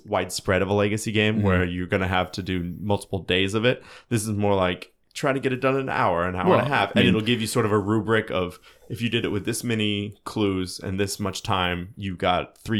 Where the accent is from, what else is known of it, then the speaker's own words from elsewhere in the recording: Benton, Illinois, United States; But I grew up in Benton, which is, if you ever read any books about methamphetamines, it's mentioned multiple times.